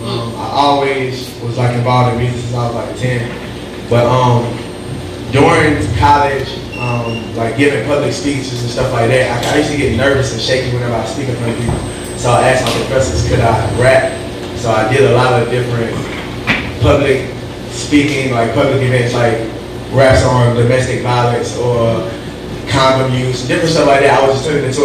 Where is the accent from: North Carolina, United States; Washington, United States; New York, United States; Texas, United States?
North Carolina, United States; Laurinburg; also born or lived in Durham, North Carolina; I'm from Laurinburg, North Carolina, right here in Scotland, Vegas